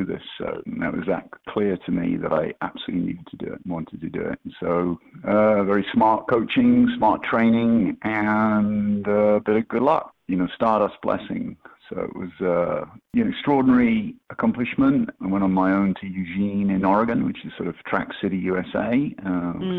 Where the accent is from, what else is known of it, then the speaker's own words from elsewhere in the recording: Edinburgh, Scotland, United Kingdom; I grew up in Edinburgh.